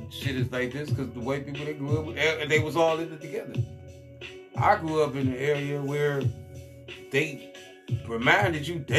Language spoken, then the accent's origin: English; Cleveland, Ohio, United States; when I grew up on the East Side, and people hate me for that, though, I never saw a poor white person until I drove onto the West Side.